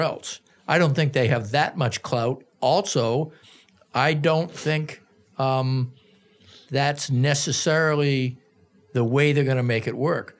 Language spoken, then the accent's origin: English; Boston, Massachusetts, United States; now in Minneapolis, United States; I grew up in Boston, which is a prestigious city in many quarters